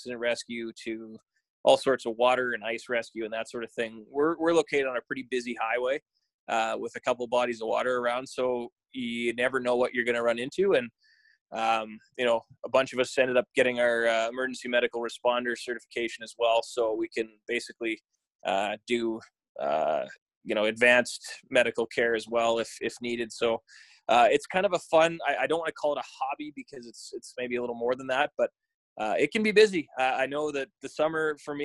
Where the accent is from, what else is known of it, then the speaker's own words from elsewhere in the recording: Virden, Manitoba, Canada; also born or lived in Winnipeg, Manitoba; That's my hometown.